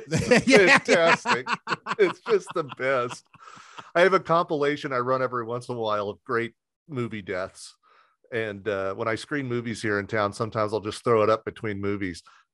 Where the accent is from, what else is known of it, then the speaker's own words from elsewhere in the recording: Southern Indiana, United States; I grew up in Southern Indiana